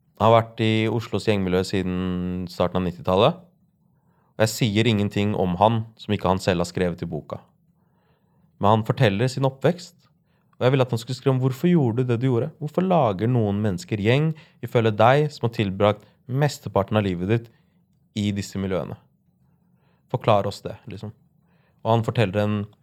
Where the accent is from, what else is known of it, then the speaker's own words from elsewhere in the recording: Larvik, Vestfold, Norway; jeg vokste opp i Larvik